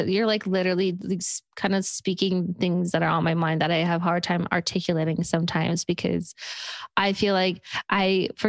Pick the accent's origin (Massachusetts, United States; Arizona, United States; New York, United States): New York, United States; I'm from New York, so I'm very loud and I make sure I'm heard all the time.